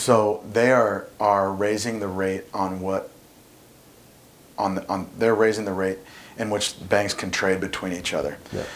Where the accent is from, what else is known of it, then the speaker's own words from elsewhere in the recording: Indianapolis, Indiana, United States; now in Zionsville, United States; I'm from Indianapolis, live in Zionsville now, uh, so I haven't moved too far away